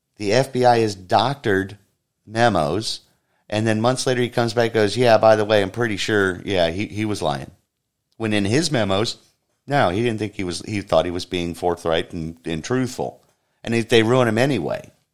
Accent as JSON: {"language": "English", "country": "United States"}